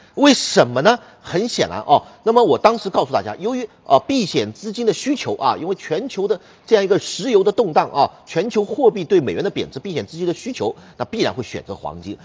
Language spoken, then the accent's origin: Chinese; China; 我们中国人